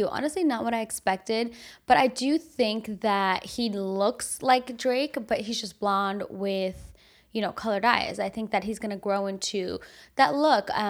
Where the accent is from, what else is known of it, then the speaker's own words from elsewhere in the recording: Armenia; born there; You know, I was born in Armenia, I've been to Armenia several times since